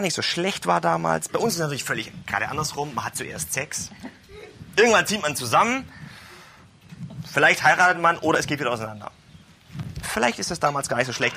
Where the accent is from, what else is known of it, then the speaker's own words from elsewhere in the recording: Germany; Bei uns in Deutschland